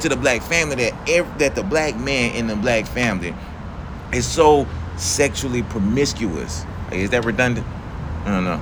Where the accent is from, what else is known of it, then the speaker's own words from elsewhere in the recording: Atlanta, Georgia, United States; I'm from Atlanta